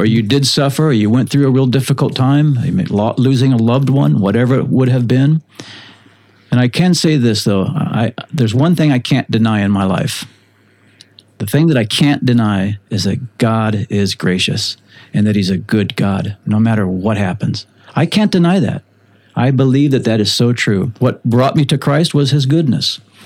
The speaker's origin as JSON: {"language": "English", "region": "South Florida coast", "country": "United States", "tie": "born or raised there", "also_born_or_lived": "Illinois", "said": "I was a a good surfer growing up on the South Florida coast"}